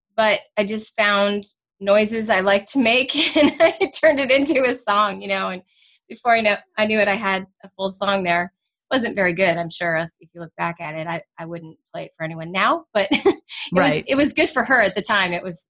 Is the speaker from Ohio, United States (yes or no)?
no; Danville, California, United States; also born or lived in Clayton; I grew up over in the Bay Area. So, you know, in different towns over.